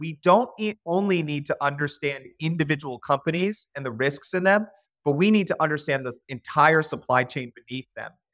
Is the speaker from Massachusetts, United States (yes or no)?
yes; Boston, Massachusetts, United States; also born or lived in Cincinnati, Ohio; now in Richmond, Virginia, United States; I was born in Beth Israel Hospital, right in downtown Boston.